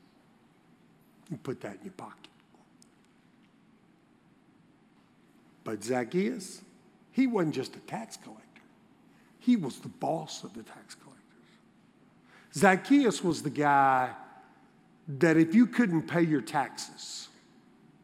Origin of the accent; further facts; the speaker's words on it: Baton Rouge, Louisiana, United States; I grew up in Baton Rouge